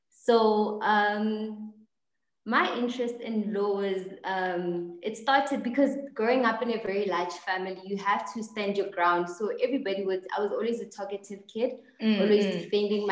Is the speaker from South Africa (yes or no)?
yes; Mahikeng, North West, South Africa; moved away as an adult; also born or lived in Johannesburg; now in Bloemfontein, South Africa; I'm originally from Mafikeng. I was born and raised there.